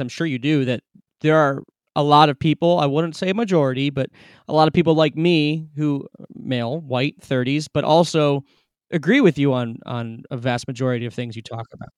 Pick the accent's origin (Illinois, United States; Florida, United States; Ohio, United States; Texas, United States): Ohio, United States; Cleveland; I'm not from there, I'm from Cleveland